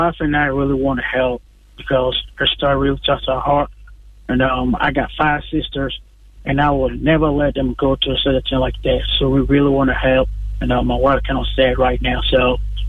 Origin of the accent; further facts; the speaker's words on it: Ohio, United States; we are from Ohio.